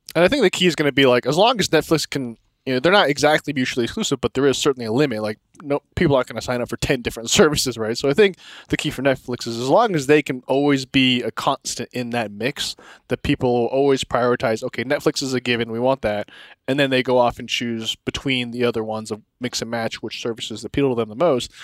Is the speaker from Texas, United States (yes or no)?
yes; Texas, United States; now in Denver, United States; I'm from Texas